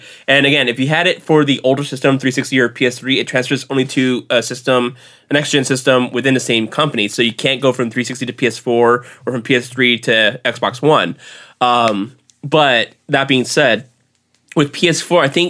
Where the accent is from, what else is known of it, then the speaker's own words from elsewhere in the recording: Texas, United States; I'm from Texas